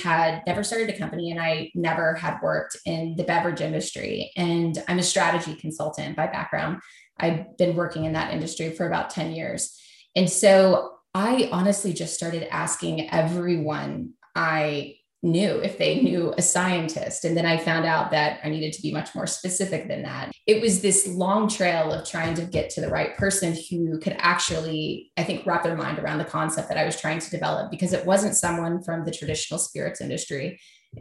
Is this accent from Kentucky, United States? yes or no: yes; Kentucky, United States; moved away as an adult; also born or lived in New York; I moved back to Kentucky from New York to work on this, where I'm from